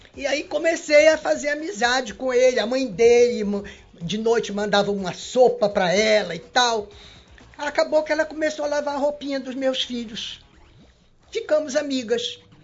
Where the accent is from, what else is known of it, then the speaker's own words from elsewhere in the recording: Manaus, Amazonas, Brazil; eu me criei no, no Princesa Isabel